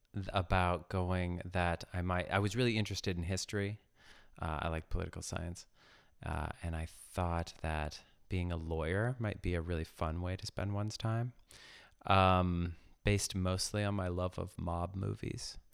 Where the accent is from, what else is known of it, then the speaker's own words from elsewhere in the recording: Ames, Iowa, United States; I was born in Ames, Iowa, just north of Des Moines